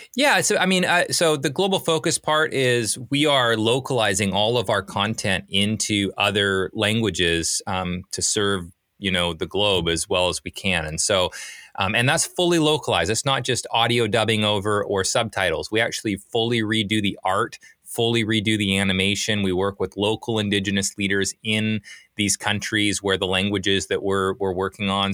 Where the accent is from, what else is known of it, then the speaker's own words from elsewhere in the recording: British Columbia, Canada; now in Portland, United States; I'm from Canada originally, grew up in Canada, small little ski town, uh, up in British Columbia.